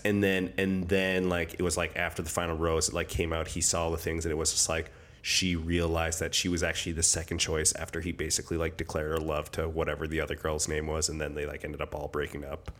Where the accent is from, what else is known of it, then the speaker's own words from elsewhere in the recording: Alberta, Canada; I'm from Alberta